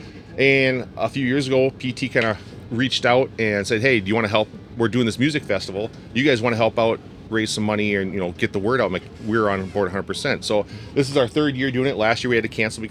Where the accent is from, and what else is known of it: Minnesota, United States